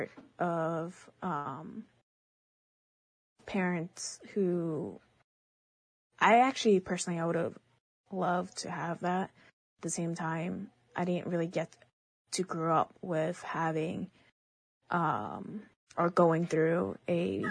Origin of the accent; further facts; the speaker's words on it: New York, United States; first language Chinese; English is a second language; growing up in New York, I grew up in a family